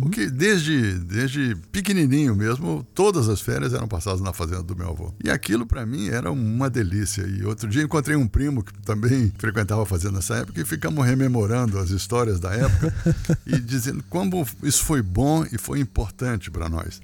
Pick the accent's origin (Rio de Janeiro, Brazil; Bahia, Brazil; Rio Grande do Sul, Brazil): Rio de Janeiro, Brazil; moved away as an adult; also born or lived in São Paulo / Brasília / United States; eu acabei nascendo no Rio de Janeiro e fui criado no Rio de Janeiro